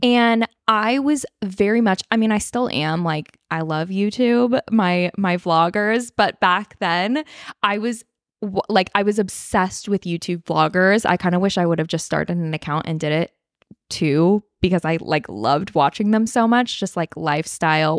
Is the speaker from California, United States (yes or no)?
yes; Northern California, United States; I am living in my hometown, back in my hometown, Northern California